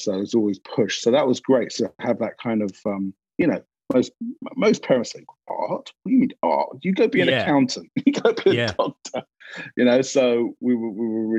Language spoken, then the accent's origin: English; London, United Kingdom; accent: English; now in Culver City, United States; I grew up in a North London Jewish family.